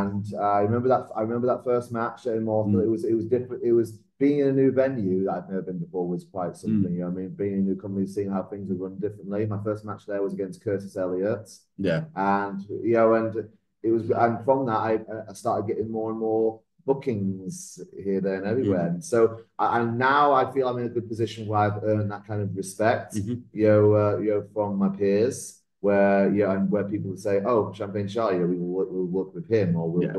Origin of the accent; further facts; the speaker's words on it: Salford, North West England, United Kingdom; moved away; also born or lived in Essex; I grew up in Salford, just outside Manchester